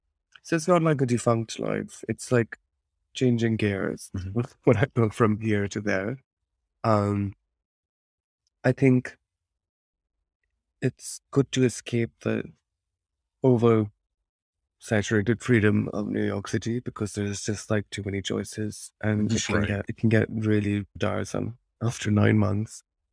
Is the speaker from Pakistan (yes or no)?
yes; Lahore, Punjab, Pakistan; But also I enjoy bearing that up with memories of growing up in Pakistan and Lahore, or the feeling of that excitement and fun in knowing both of these worlds.